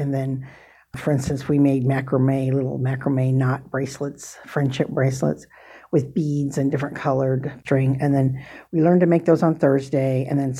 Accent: Des Moines, Iowa, United States; born or raised there; moved away as an adult; also born or lived in South Dakota

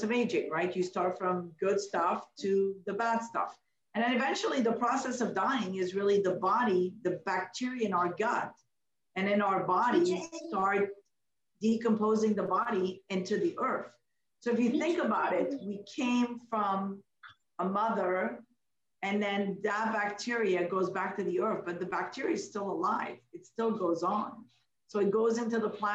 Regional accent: Canada; also born or lived in Morocco; I'm a Canadian

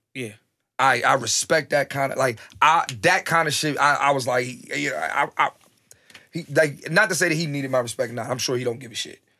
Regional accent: Philadelphia, Pennsylvania, United States; growing up in Philly

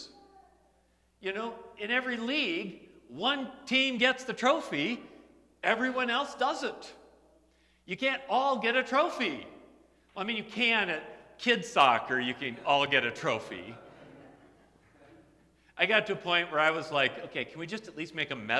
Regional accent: United States; I'm an American.

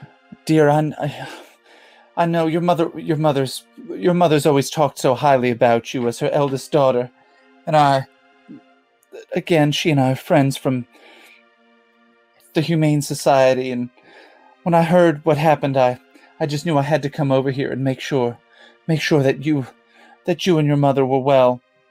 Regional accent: Nantucket, Massachusetts, United States; I'm becoming very southern despite the fact that I'm from Nantucket.

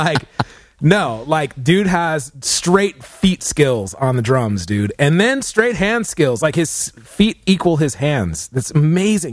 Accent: California, United States; we're from California

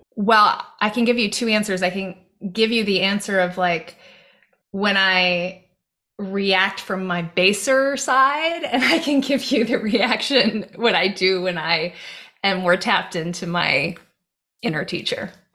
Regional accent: Hawaii, United States; moved away; I grew up in Hawaii. And I grew up in the jungle.

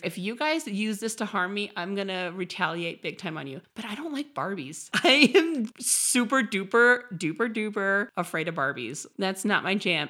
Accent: Midwest, United States; now in San Diego, United States; I'm from the Midwest

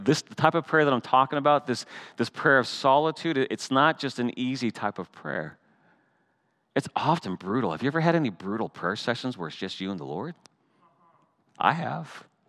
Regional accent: Canada; I'm still Canadian.

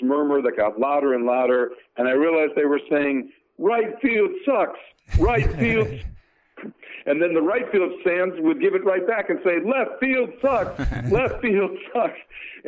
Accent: Connecticut, United States; I grew up in Connecticut, a diehard Yankee fan

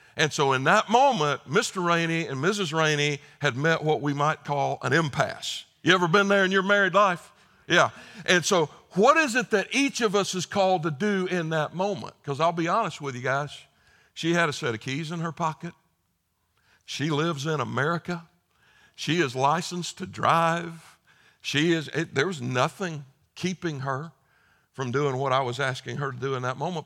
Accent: South Carolina, United States; moved away; I just spent five days in my home state of South Carolina

